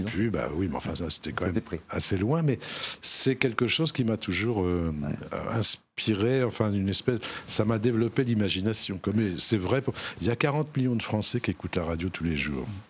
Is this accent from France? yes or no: yes; Normandy, France; Je suis un petit Normand, moi je suis né dans un petit bled de Normandie